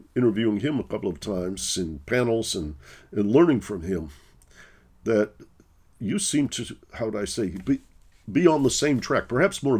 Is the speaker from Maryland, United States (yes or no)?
no; Detroit, Michigan, United States; also born or lived in Northern California; now in New York, United States; I live in New York. My family has a home in Northern California, and I'm from Detroit, what we call flyover America